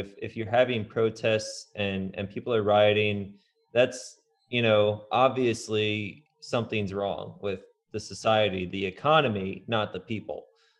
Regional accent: Indiana, United States; now in Portland, United States; when I came from Indiana to Portland, I definitely did not know what to expect.

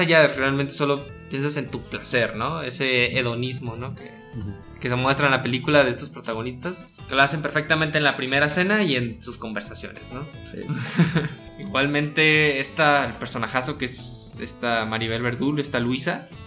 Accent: Guadalajara, Jalisco, Mexico; somos de Guadalajara y no somos chilangos del, DF.

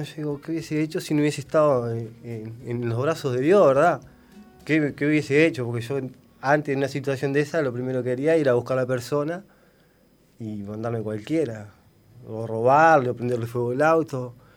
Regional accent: Paysandú, Uruguay; moved away as an adult; now in Villa García, Uruguay; yo soy de Paysandú

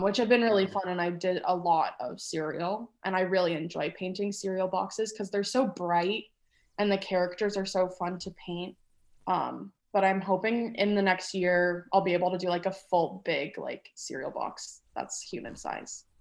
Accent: Atlanta, Georgia, United States; moved away; I grew up in Atlanta, Georgia

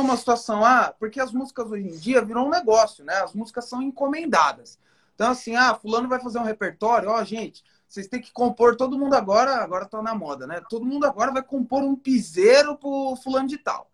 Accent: São Bernardo do Campo, São Paulo, Brazil; accent: interior; also born or lived in Indaiatuba; a gente foi criado em São Bernardo do Campo. E assim, quando a gente tinha uns 12 anos, a gente veio para Indaiatuba, que é interior de São Paulo

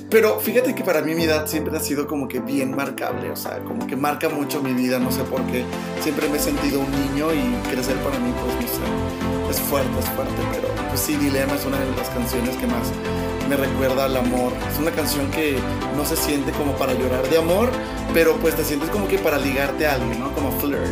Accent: Mexico; como mexicano, ya sabes que nosotros los mexicanos somos como bien, dramáticos

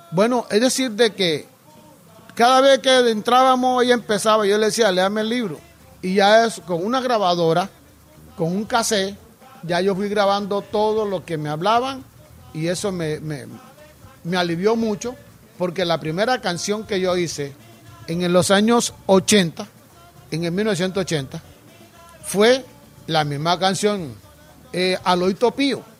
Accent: San Basilio de Palenque, Bolívar, Colombia; moved away

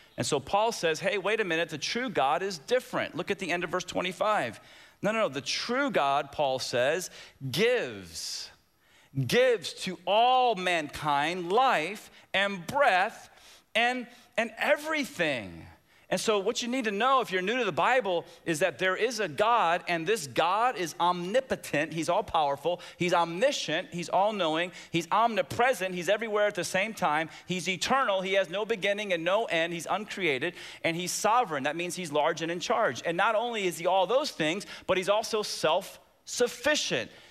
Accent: Waco, Texas, United States; moved away; also born or lived in Tampa, Florida; I was born physically in 1966 in Waco, Texas.

